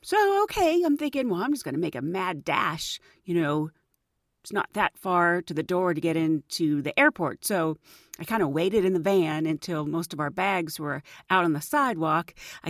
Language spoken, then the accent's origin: English; Pittsburgh, Pennsylvania, United States; moved away; I grew up in Pittsburgh, Pennsylvania, and growing up, since I really hadn't been anywhere else, I didn't realize that a lot of the slang in Pittsburgh is very specific to Pittsburgh.